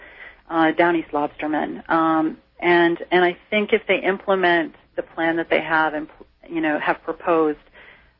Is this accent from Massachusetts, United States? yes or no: yes; Cape Cod, Massachusetts, United States; moved away as an adult; now in Down East Maine, United States; I grew up on Cape Cod